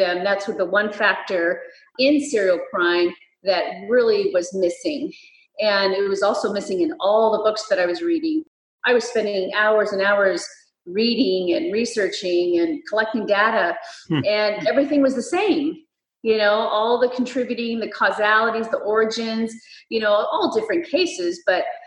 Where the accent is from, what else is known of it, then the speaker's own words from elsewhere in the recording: Fresno, California, United States; here in my hometown of Fresno